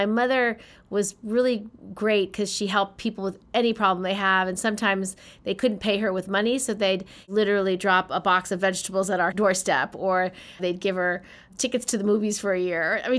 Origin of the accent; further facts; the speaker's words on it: Albany, New York, United States; I was born in Albany, New York.